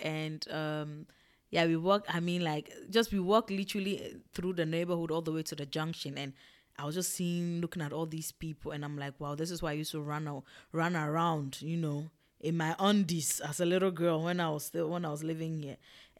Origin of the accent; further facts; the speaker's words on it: Ghana; also born or lived in Togo; Okay, I grew up in Ghana and in Togo. So I just saw my entire like childhood there.